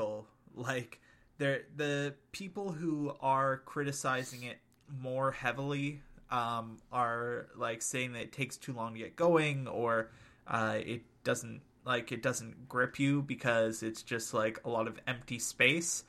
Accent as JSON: {"language": "English", "country": "Canada", "said": "we're Canadian."}